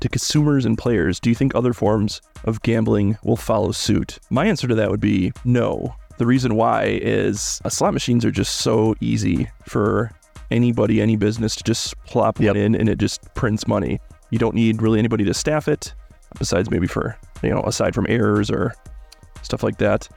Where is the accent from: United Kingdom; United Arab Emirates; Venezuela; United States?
United States; Midwest; I'm from the Midwest